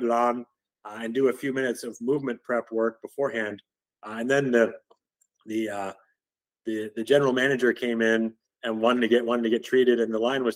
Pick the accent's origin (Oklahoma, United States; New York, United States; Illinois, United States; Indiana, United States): Illinois, United States; Chicago; now in Austin, United States; The Chicago Cubs, that was fun for me because that was my hometown team growing up there